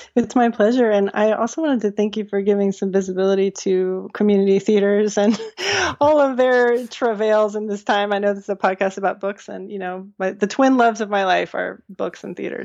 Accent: Charlottesville, Virginia, United States; growing up in Charlottesville and having been at the public schools all the way through my education

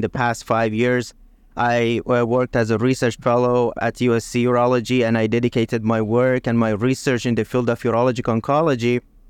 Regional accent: Iran; English is a second language; moved away as an adult; I was born actually in Iran, and I did my med school and residency back home in Iran.

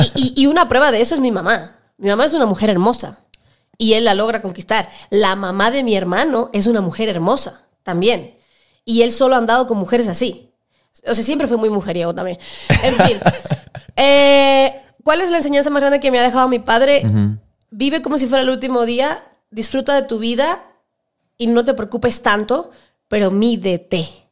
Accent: Cuba; moved away as an adult; now in Ecuador; sí, soy cubana. O sea, nací en Cuba, soy hija de padres cubanos y me crié en Cuba 18 años

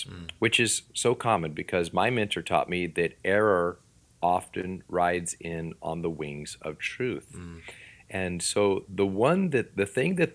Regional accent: Florida, United States; also born or lived in Washington; now in Missouri, United States; I'm from Florida, and down there, it would be y'all. And then I moved to Washington

